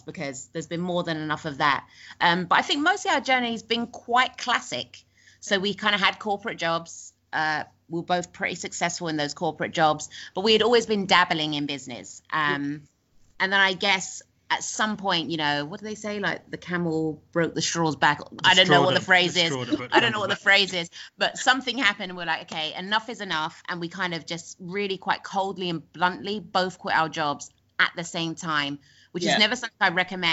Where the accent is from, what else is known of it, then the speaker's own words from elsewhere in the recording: London, United Kingdom; moved away as an adult; now in Bali, Indonesia; we're from London